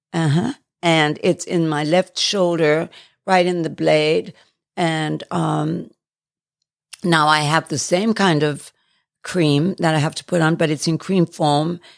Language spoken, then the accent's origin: English; England, United Kingdom; also born or lived in Johannesburg, South Africa; now in United States; I was born in Johannesburg and schooled in England.